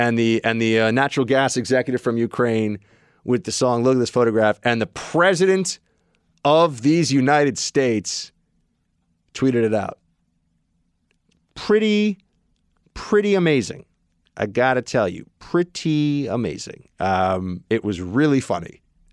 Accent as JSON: {"language": "English", "country": "Canada", "said": "I got a scratchy voice. I'm from Canada."}